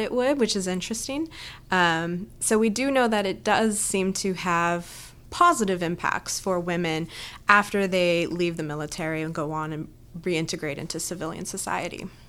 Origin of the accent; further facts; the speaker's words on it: Southern California, United States; moved away as an adult; also born or lived in Boston; now in Texas, United States; I kinda grew up all over Southern California